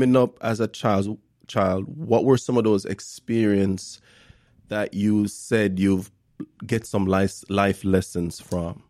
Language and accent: English; Jamaica; I grew up in Jamaica